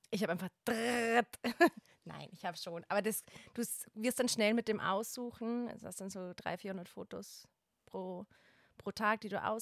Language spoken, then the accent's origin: German; Bavaria, Germany; ich komme aus Bayern und...